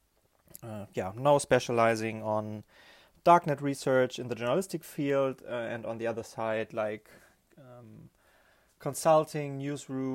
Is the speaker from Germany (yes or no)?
yes; Germany; also born or lived in Berlin; I'm from Germany. I'm based in Berlin